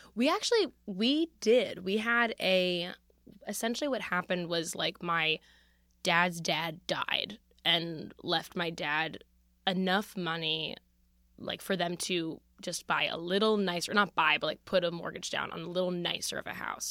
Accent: Philadelphia, Pennsylvania, United States; I come from Philadelphia

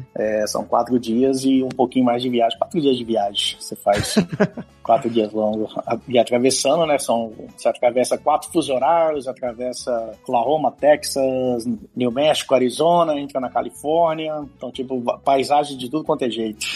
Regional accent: São Vicente, São Paulo, Brazil; moved away as an adult; also born or lived in Santos; now in United States; Eu nasci em Santos, morei em São Vicente minha vida inteira

